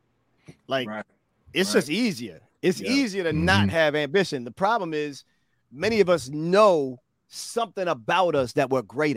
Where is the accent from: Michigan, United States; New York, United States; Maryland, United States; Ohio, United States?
Maryland, United States; Baltimore; I'm a Baltimore boy, born and raised in Bmore